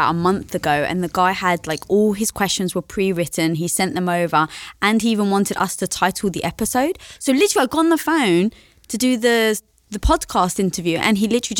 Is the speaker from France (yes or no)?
no; London, United Kingdom; I'm from London.